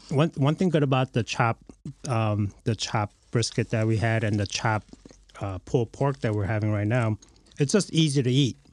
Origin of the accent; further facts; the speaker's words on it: Lincoln Park, Michigan, United States; I'm from Lincoln Park originally